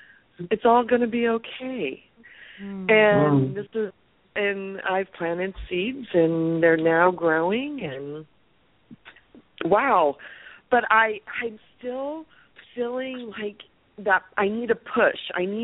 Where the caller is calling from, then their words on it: California, United States; I'm calling from California.